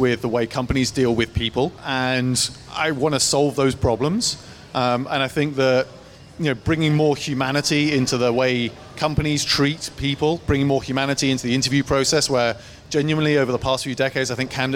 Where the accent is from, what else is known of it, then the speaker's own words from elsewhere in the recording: England, United Kingdom; moved away as an adult; now in United States; I'm from England